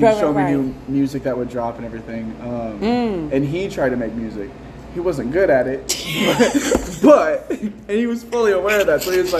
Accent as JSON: {"language": "English", "town": "Omaha", "region": "Nebraska", "country": "United States", "tie": "born or raised there", "said": "I was born and raised here in Omaha."}